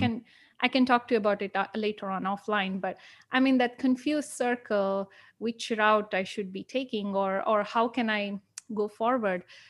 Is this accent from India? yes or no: yes; India; I'm from India